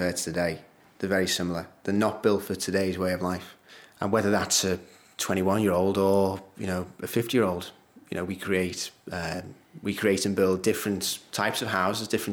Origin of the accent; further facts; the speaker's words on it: Liverpool, North West England, United Kingdom; it's my hometown as well